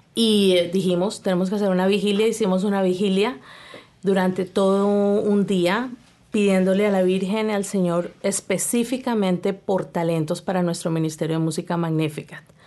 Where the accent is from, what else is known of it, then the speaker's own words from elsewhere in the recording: Colombia; now in Canada; yo soy colombiana.